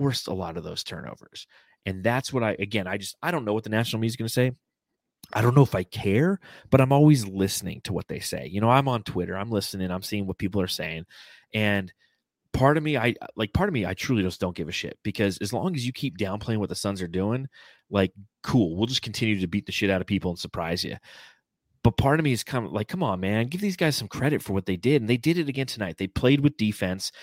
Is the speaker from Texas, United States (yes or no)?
no; Southern California, United States; I grew up in Southern California